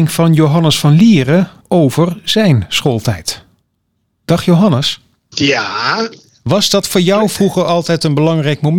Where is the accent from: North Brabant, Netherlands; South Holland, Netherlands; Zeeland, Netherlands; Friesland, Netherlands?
Zeeland, Netherlands; Wemeldingen; Zelf fietste ik altijd van Wemeldingen naar Goes.